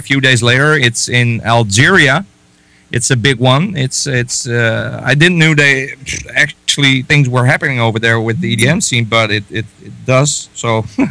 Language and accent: English; Netherlands; I'm from the Netherlands